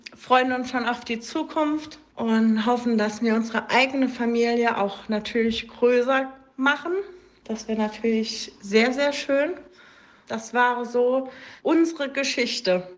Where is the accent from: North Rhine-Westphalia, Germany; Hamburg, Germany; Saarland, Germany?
Saarland, Germany; moved away; ich bin ja ursprünglich aus dem Saarland